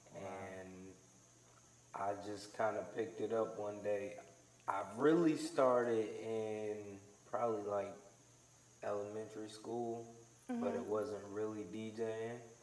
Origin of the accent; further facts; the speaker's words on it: Virginia, United States; now in Charlotte, United States; I was born in Virginia